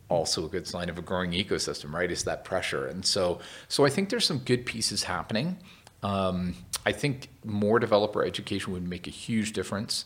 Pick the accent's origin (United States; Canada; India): Canada; Vancouver, British Columbia; I'm originally from Vancouver, Canada